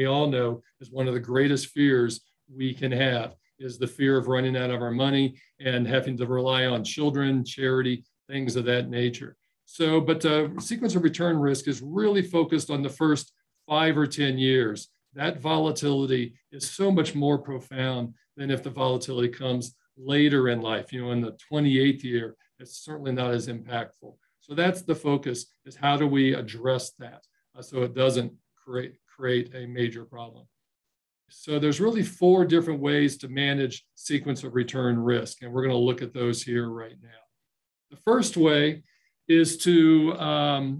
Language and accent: English; Dayton, Ohio, United States; moved away as an adult; now in Colorado, United States; I joined Ohio National Life in my hometown of Dayton, Ohio